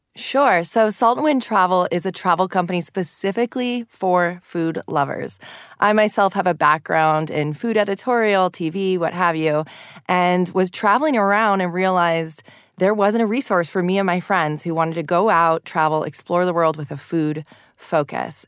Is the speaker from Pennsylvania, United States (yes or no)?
no; Los Angeles, California, United States; my hometown of Los Angeles